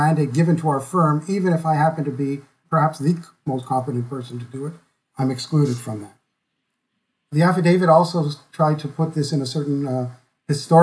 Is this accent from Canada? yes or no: yes; Quebec, Canada; born or raised there